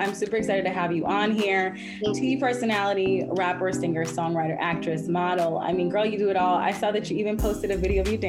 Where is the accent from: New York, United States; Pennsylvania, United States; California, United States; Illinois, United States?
Illinois, United States; Chicago; You got … from Chicago, my hometown